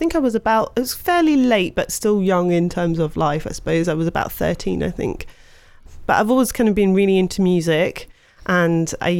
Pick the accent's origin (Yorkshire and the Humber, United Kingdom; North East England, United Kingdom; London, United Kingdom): London, United Kingdom; moved away as an adult; also born or lived in Scotland / South East England; now in France; I was born in London. I've lived in quite a few parts of the UK, though. I've lived in Scotland for a while in my youth, but I spent quite a lot of time in the southeast of the UK, yeah. So mainly from London, I'd say